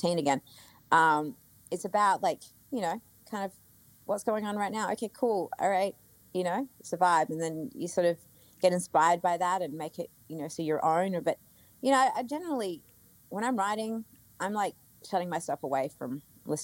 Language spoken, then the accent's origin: English; Australia; I'm Australian. I'm brought up in a way where, like, you know, everything is just like, I don't know, my family, like, just working class kind of thing